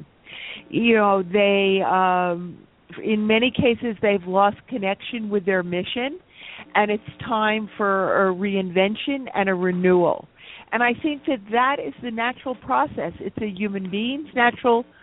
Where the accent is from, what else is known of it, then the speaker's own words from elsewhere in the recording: New York, United States; also born or lived in Eastern Long Island; I was born and raised in Manhattan